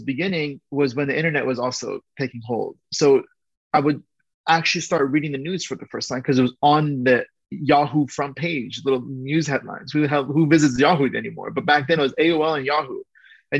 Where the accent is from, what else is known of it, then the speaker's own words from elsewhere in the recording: Orange County, California, United States; first language Persian; English is a second language; where I grew up in Orange County in the 80s and early 90s